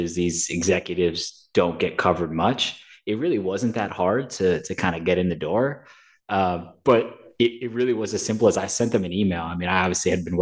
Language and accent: English; New York, United States; also born or lived in St. Louis / Birmingham; I'm from New York.